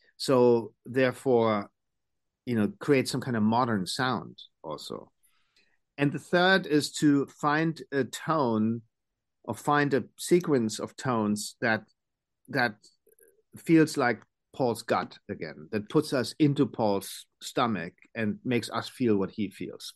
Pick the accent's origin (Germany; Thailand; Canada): Germany